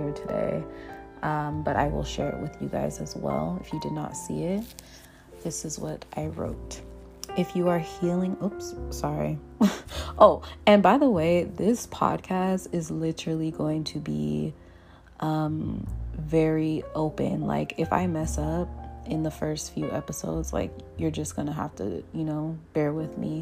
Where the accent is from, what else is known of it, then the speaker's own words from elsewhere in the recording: Jamaica; moved away; also born or lived in Portland, Oregon, United States; I've been able to, you know, grow up in Jamaica. My younger years, I've been able to experience going to primary school in Jamaica as well